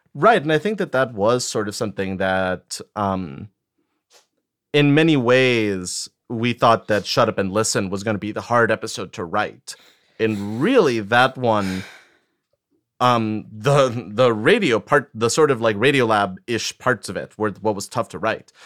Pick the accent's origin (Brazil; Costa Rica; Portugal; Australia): Costa Rica; first language Spanish; English is a second language; moved away as an adult; now in United States; I grew up in Costa Rica. Spanish was my first language, and I moved to the States when I was nineteen.